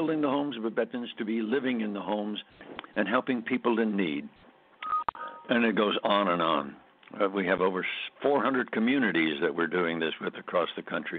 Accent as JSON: {"language": "English", "town": "Scranton", "region": "Pennsylvania", "country": "United States", "tie": "born or raised there", "said": "our hometown where I grew up in Scranton, Pennsylvania"}